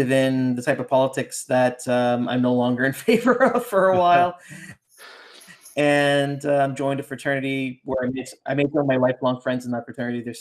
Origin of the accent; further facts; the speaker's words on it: Brampton, Ontario, Canada; the distribution center had opened up in my in, you know in in my hometown then of Brampton. That's where my family lived.